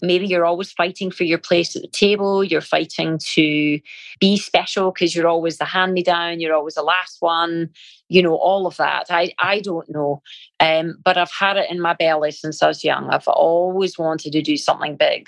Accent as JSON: {"language": "English", "region": "Scotland", "country": "United Kingdom", "moved": "yes", "said": "being Scottish"}